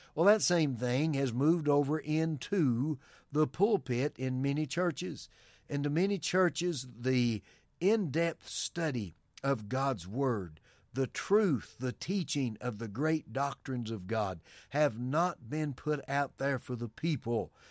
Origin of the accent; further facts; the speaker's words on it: United States; we as American citizens